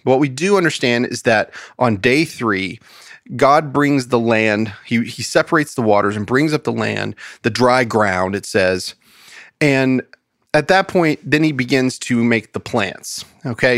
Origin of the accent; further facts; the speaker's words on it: United States; as an American